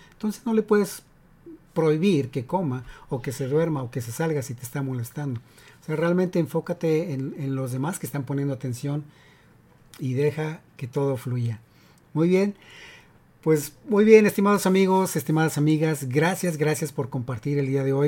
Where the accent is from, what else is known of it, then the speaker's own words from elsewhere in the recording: Mexico; now in United States; soy de México y en la secundaria